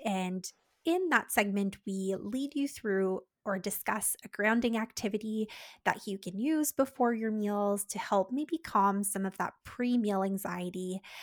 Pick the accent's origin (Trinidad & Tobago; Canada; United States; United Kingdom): Canada; We're Canadian dietitians